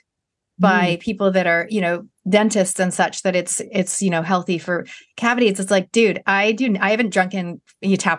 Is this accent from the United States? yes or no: no; Canada; as a Canadian